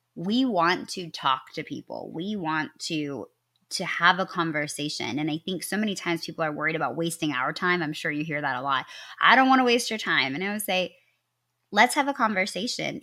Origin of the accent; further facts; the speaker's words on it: Midwest, United States; I am from the Midwest, and you can usually only tell when I say, "I'm sorry."